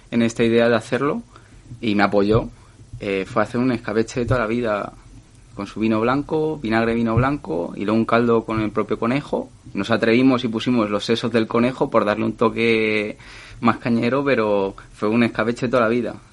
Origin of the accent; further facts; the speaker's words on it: Madrid, Community of Madrid, Spain; born there; Yo he nacido en Madrid, pero todos mis orígenes están en Villanuevos Infantes, en Ciudad Real.